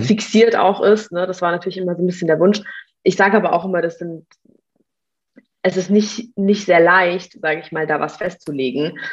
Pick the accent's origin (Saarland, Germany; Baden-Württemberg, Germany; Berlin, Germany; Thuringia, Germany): Baden-Württemberg, Germany; Mannheim; Ich komme auch ursprünglich aus Mannheim.